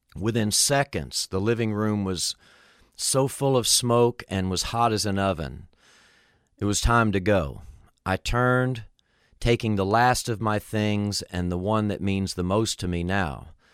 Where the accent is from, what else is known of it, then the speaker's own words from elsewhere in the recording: Miami, Florida, United States; When I was a kid growing up in Miami, Florida, we lived in a little duplex apartment.